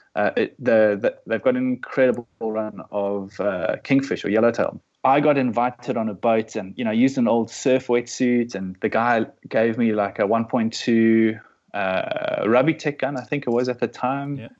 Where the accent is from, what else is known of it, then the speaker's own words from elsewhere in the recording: Namibia; also born or lived in South Africa; now in Melbourne, Australia; I grew up in Namibia, which is just just north of uh, South Africa on the west coast